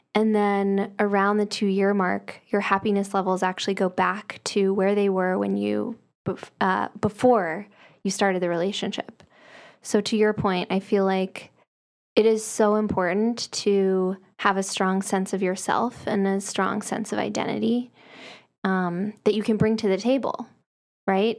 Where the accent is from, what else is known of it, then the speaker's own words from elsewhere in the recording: the South, United States; I'm from the South